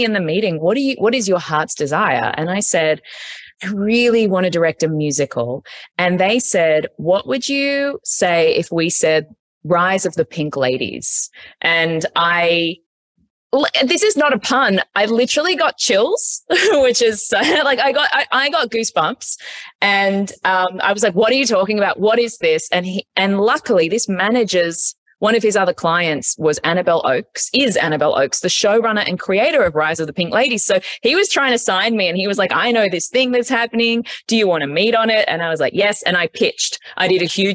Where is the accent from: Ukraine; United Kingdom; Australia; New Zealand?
Australia; moved away as an adult; now in United States; I grew up in Australia